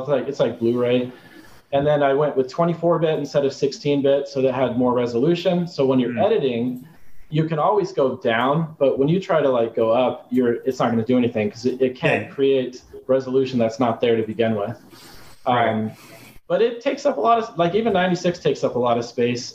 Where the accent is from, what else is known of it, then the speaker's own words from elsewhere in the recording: Arizona, United States; I grew up in Arizona